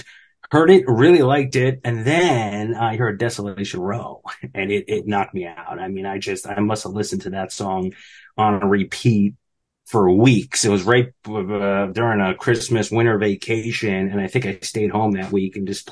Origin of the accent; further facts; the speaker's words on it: New Jersey, United States; a normal kid kind of growing up in Jersey